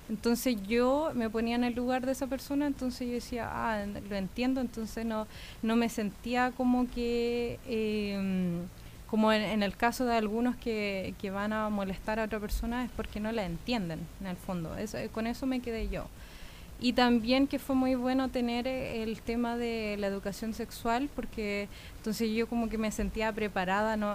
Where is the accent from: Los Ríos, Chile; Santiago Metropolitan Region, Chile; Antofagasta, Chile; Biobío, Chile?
Santiago Metropolitan Region, Chile; Santiago; born there; also born or lived in United States; yo eh, nací acá en Santiago, pero me he mudado mucho. Viví en Estados Unidos 12 años, así que ahora regresé hace 5